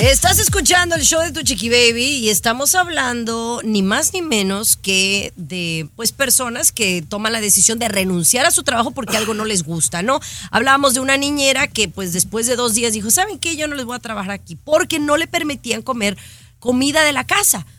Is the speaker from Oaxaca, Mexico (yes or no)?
no; Jalisco, Mexico; la gente que somos de Jalisco